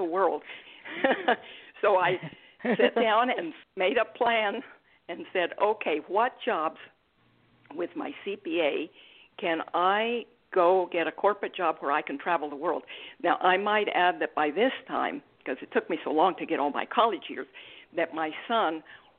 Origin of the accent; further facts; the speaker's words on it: Mexico; moved away as an adult; also born or lived in Australia; now in United States; I'm originally from Mexico